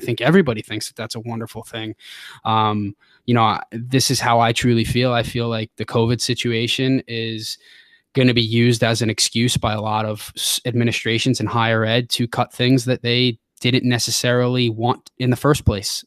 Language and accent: English; Long Island, New York, United States; born or raised there; moved away as an adult; also born or lived in Midwest / Tennessee / Defiance, Ohio; now in Ohio, United States